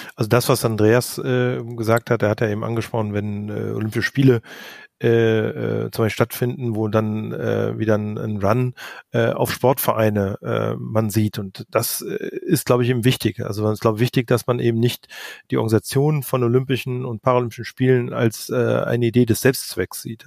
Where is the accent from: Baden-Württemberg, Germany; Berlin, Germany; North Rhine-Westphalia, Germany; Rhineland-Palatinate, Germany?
North Rhine-Westphalia, Germany; Cologne; ich bin selber Kölner